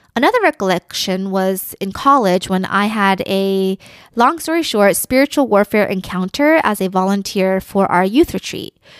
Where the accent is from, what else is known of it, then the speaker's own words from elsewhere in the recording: United States; I am Korean American